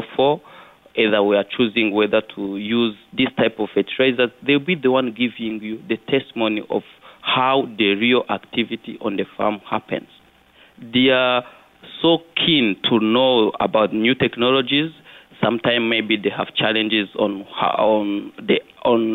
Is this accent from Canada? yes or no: no; Kirehe, Eastern Province, Rwanda; also born or lived in Kigali, Rwanda; I was born in Kigali, but I happen to have grown up in a rural area of Rwanda in eastern Kirehe. So I was raised by my grandma